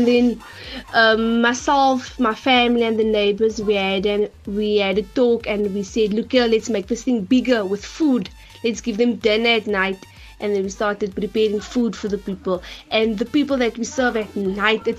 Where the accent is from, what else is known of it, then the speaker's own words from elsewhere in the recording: Cape Town, Western Cape, South Africa; I'm from Bonteheuwel